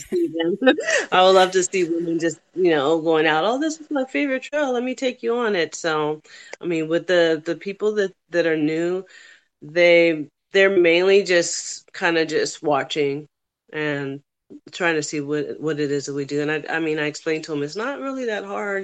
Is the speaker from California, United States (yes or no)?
yes; California, United States; moved away as an adult; also born or lived in New York / Nevada / Las Vegas; now in Florida, United States; I'm born and raised in California, but I moved to New York and I joined the army there